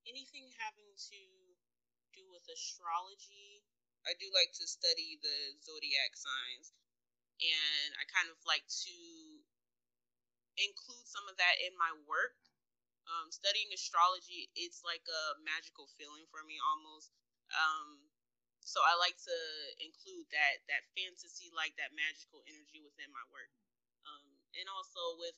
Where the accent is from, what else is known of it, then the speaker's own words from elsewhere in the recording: Jacksonville, Florida, United States; Um, I'm from Jacksonville, Florida